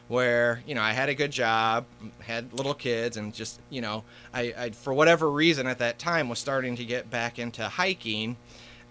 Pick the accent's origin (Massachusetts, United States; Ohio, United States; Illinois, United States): Illinois, United States; Carbondale; I am a Southern Illinois native, born and raised in Carbondale